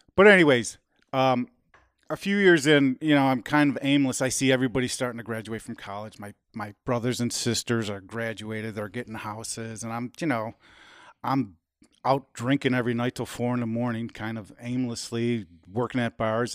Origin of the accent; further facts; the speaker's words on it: United States; we're Americans